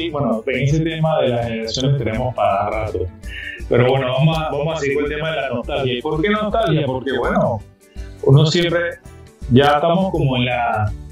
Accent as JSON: {"language": "Spanish", "country": "Panama", "said": "yo de Ciudad de Panamá. Bueno, luego somos panameños"}